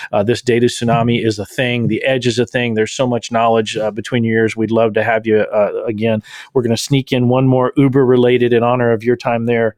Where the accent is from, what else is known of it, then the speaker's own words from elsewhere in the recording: Texas, United States; the Texan with a seven-day blackout